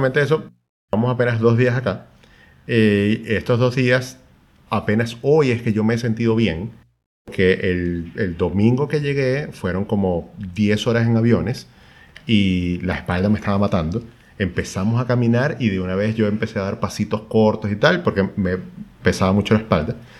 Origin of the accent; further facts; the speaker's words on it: Maracaibo, Zulia, Venezuela; moved away as an adult; also born or lived in Europe; now in Chile; somos dos maracuchos, sí, pero con ocho años viviendo en Chile